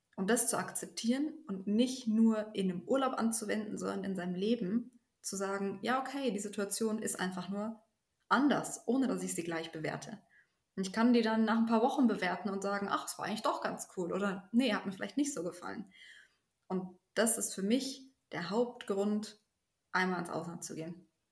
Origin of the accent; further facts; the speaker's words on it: Germany; moved away as an adult; now in Soldotna, United States; bei uns in Deutschland